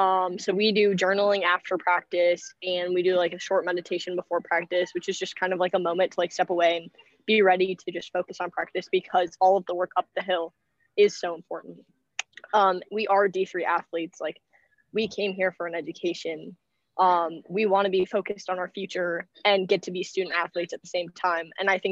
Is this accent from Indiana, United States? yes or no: yes; Crown Point, Indiana, United States; I am a sophomore from Crown Point, Indiana.